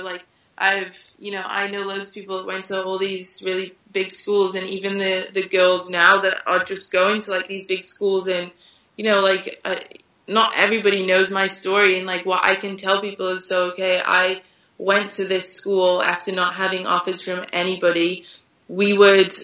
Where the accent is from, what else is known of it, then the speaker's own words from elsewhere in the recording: United Kingdom; moved away as an adult; now in France; being British